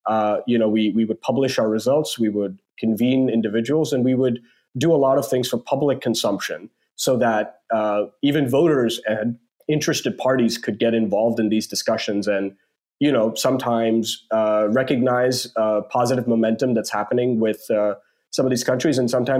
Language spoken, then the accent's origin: English; India; moved away; I'm still an Indian citizen. I still have my Indian passport and, you know, I have family back home in India. So I consider myself still, you know, in large part Indian